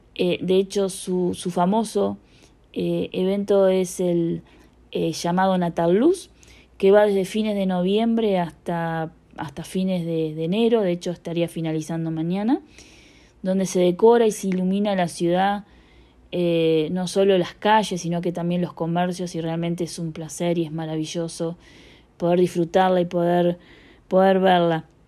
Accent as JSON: {"language": "Spanish", "town": "Punta del Este", "region": "Maldonado", "country": "Uruguay", "said": "soy de Uruguay, específicamente de Punta del Este"}